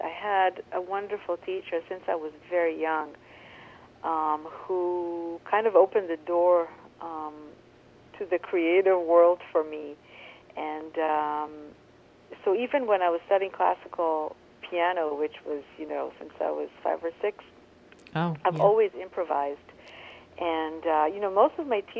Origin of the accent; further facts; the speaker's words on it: Israel; I grew up in Israel, which is the Middle East